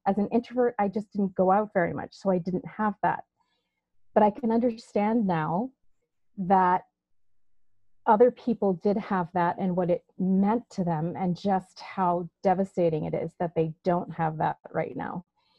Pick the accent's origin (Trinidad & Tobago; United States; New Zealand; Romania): Trinidad & Tobago; In Trinidad.